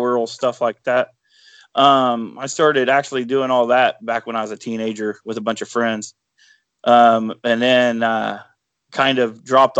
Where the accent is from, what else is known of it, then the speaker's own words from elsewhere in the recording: Bradford, Ohio, United States; I'm from Bradford, Ohio. It's a little town. I couldn't tell you how many people. Everybody knows your name. That's about all I know. I've lived here all my life, pretty much